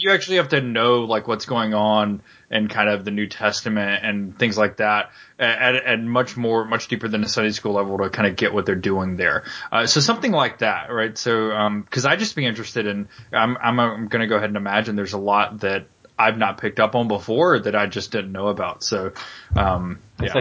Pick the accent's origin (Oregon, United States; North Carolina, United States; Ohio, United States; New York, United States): North Carolina, United States; Charlotte; I grew up in Charlotte